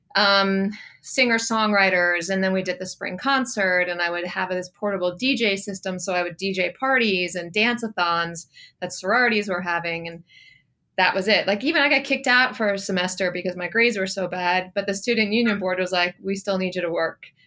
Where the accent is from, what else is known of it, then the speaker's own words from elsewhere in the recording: New Jersey, United States; moved away as an adult; also born or lived in Georgia / Charlotte, North Carolina; I was born in Georgia, but I grew up in New Jersey. So I spent, you know, twenty-five years in New Jersey